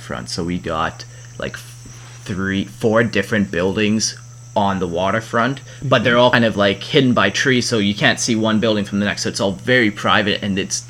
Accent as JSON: {"language": "English", "town": "Calgary", "region": "Alberta", "country": "Canada", "moved": "yes", "said": "the town we were from was from Calgary and often called Cowtown"}